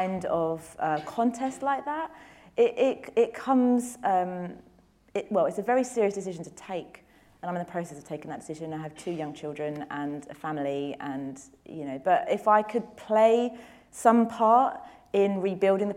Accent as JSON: {"language": "English", "region": "London", "country": "United Kingdom", "said": "I'm a girl from Tooting who was told wouldn't amount to anything because I was poor"}